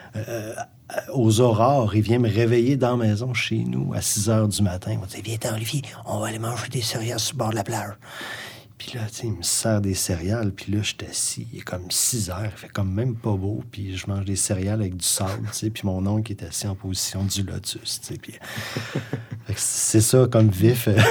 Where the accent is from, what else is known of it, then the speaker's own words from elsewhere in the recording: Sherbrooke, Quebec, Canada; also born or lived in Gaspésie, Quebec; je suis né en Gaspésie, moi. Parti en, 1987, j'avais 10 ans. Mon père euh, travaillait déjà à Sherbrooke depuis